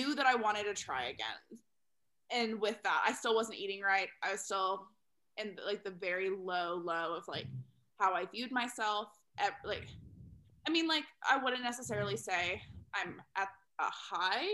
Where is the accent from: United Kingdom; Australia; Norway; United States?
United States; Texas; moved away; also born or lived in Chicago; I'm originally from Texas